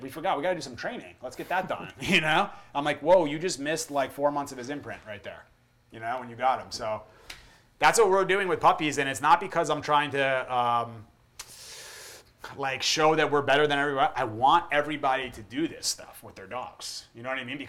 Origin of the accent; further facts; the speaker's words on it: United States; I grew up in America